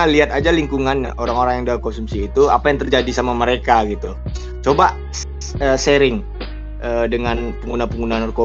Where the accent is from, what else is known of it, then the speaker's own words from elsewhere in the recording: Pekanbaru, Riau, Indonesia; habis itu di kampung halaman saya sendiri sih Pekanbaru uh, kemarin Polda uh, ngerazia narkoba besar ya kan.